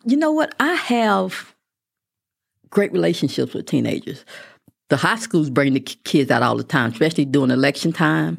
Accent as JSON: {"language": "English", "town": "Midland", "region": "Texas", "country": "United States", "tie": "born or raised there", "also_born_or_lived": "Mineral Wells, Texas", "said": "I was born in Mineral Wells, but I went to middle school and high school in Midland"}